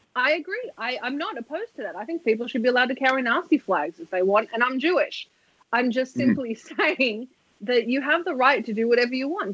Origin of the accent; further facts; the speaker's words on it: Australia; I'm Australian.